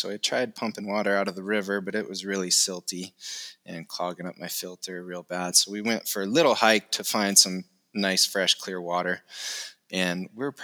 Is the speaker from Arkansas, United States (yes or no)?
no; Iowa, United States; moved away as an adult; also born or lived in Montana; now in Fairbanks, United States; I grew up in Iowa, grew up with three other siblings, stayed local there all through college